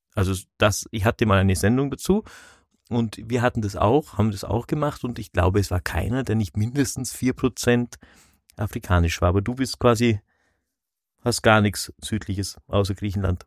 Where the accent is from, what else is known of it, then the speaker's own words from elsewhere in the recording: Kleinwalsertal, Vorarlberg, Austria; ich quasi in einem Tal aufgewachsen bin, das zu Österreich gehört, aber sehr deutsch geprägt war